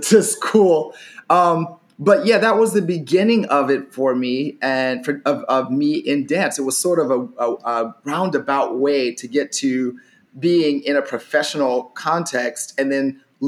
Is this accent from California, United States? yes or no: yes; Carson, California, United States; also born or lived in Long Beach, California; I'm from California. I'm from LA, but Carson specifically